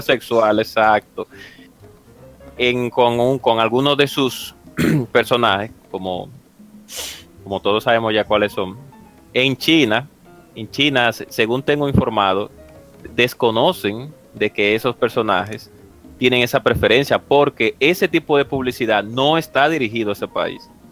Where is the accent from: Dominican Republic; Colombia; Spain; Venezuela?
Dominican Republic; mi país, en República Dominicana